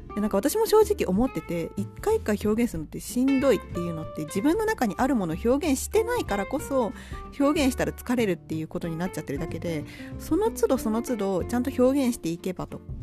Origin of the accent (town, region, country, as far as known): Japan